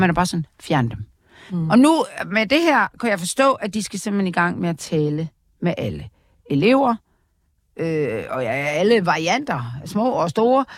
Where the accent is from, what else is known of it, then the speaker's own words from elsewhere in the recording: Aarhus, Central Denmark Region, Denmark; jeg kommer fra Aarhus